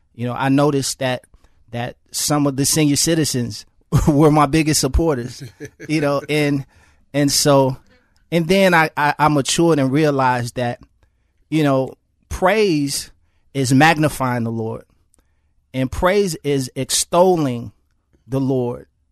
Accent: Chicago, Illinois, United States; I grew up in Chicago public housing.

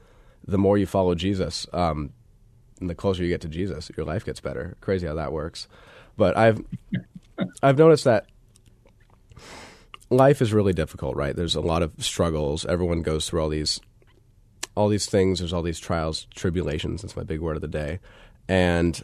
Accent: Tucson, Arizona, United States; I was born in Tucson, Arizona

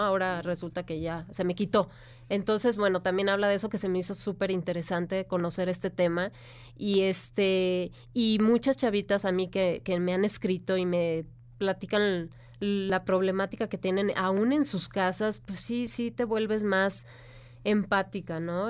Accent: Michoacán, Mexico; moved away; yo que soy de Michoacán

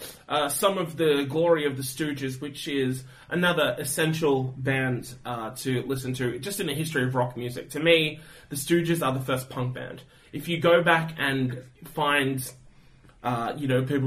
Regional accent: Australia; most people my age, as Australian 20 whatevers

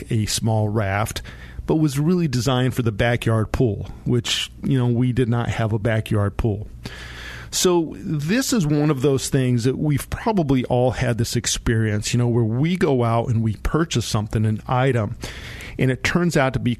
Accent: San Luis Valley, Colorado, United States; I grew up down in the San Luis Valley in Colorado

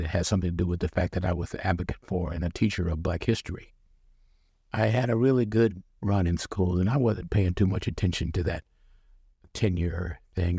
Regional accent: Portland, Oregon, United States; also born or lived in Chicago / Kansas City / Washington, D.C. / Atlanta; I was born and raised in Portland

